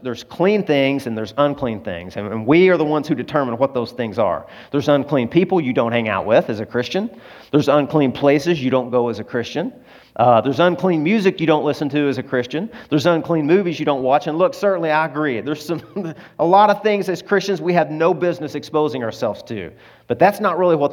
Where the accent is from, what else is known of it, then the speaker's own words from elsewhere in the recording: Arkansas, United States; I'm from Arkansas.